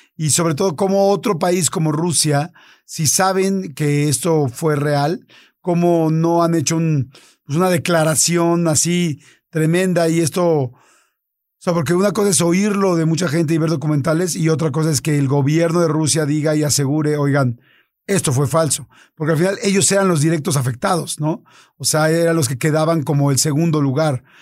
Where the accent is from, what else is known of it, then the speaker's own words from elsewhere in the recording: Mexico; Norteamérica, que somos los mexicanos